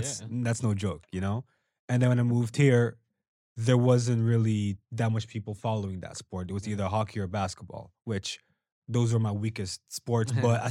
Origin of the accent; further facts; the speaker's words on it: Angola; because I'm from Angola too, right?